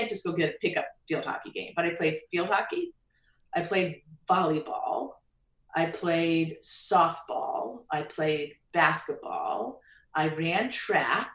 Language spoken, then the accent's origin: English; Long Island, New York, United States; I grew up in Long Island.